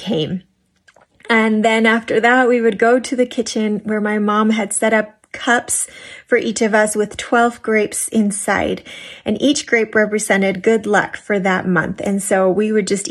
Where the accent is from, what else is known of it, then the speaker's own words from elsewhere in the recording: Massachusetts, United States; I grew up in Massachusetts